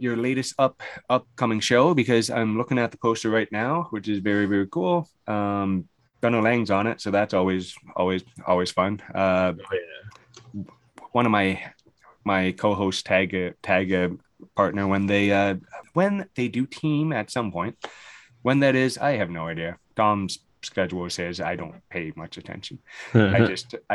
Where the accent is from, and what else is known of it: London, Ontario, Canada; born or raised there